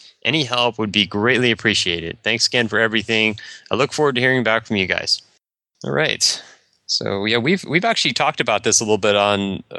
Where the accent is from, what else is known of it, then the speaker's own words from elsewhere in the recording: Boulder, Colorado, United States; I'm from Boulder, Colorado.